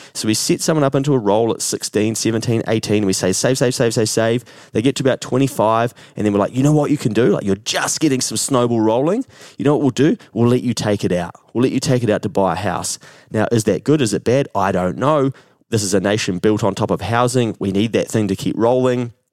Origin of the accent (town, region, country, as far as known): New Zealand